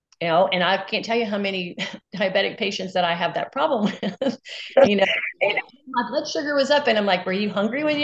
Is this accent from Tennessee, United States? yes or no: no; Mississippi, United States; I'm from Mississippi, where we have 9-year-old type 2 diabetics with hypertension